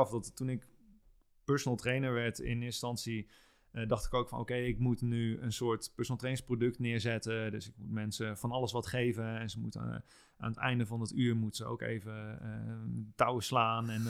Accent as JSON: {"language": "Dutch", "area": "a small village near Apeldoorn", "region": "Gelderland", "country": "Netherlands", "tie": "born or raised there", "also_born_or_lived": "Amsterdam", "moved": "yes", "said": "ik ben geboren in Apeldoorn. Oké. En ik ben in een klein dorpje in de buurt daar opgegroeid."}